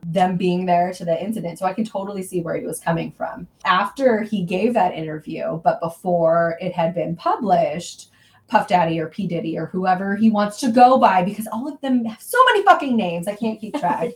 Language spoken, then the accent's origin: English; Southern California, United States; moved away; We grew up in Southern California suburbia